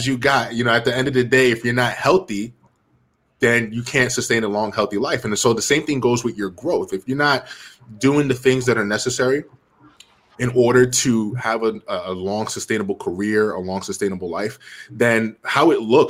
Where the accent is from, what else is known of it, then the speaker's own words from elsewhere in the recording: Jersey City, New Jersey, United States; I was born and raised in Jersey City, New Jersey